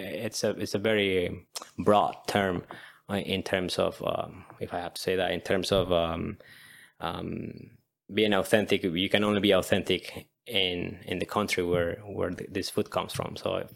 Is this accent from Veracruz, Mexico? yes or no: no; Mexico City, Mexico; moved away as an adult; also born or lived in Edmonton, Canada; now in Victoria, Canada; I'm from Mexico City. But I'm in Vancouver Island